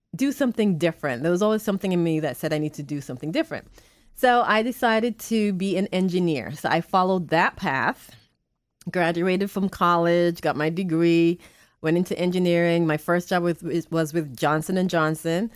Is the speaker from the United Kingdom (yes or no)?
yes; England, United Kingdom; also born or lived in Boston, United States / North Carolina, United States; now in Spring Hill, United States; I was born and raised in England, and, um, my parents moved to the Boston area